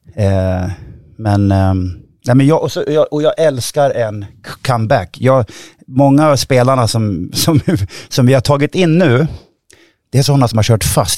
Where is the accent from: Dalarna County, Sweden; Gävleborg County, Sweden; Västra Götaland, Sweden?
Gävleborg County, Sweden; Hofors; Jag växte upp i Hofors